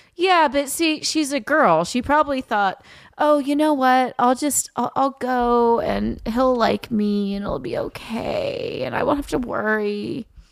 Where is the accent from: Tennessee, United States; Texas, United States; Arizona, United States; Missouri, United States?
Tennessee, United States; also born or lived in Louisiana; now in Los Angeles, United States; I'm originally from Tennessee